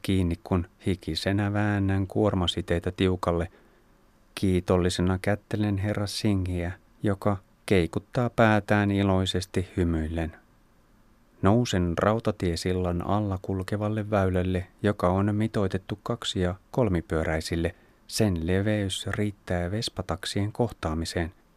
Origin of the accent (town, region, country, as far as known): Finland